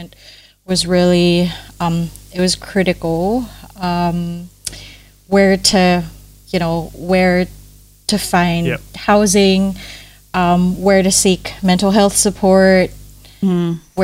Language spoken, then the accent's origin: English; Manila, Metro Manila, Philippines; moved away as an adult; now in Adelaide, Australia; I grew up really privileged in Manila.